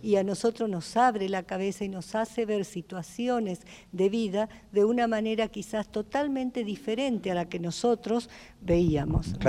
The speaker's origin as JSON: {"language": "Spanish", "country": "Argentina", "also_born_or_lived": "United States", "moved": "yes", "said": "soy argentina, vuelvo a repetir, y norteamericana también"}